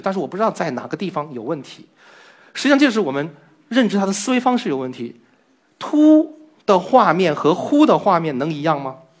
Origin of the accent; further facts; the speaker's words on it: Shanghai, China; 来自上海的汉字科博者